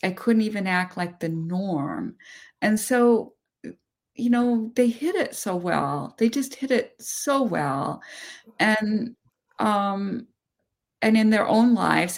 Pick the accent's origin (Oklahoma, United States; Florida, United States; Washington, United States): Washington, United States; Seattle; I was born in Seattle, Washington, not far from where I live now